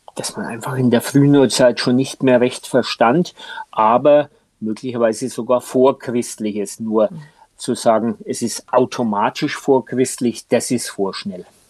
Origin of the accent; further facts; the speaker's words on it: Franconia, Bavaria, Germany; ich als Franke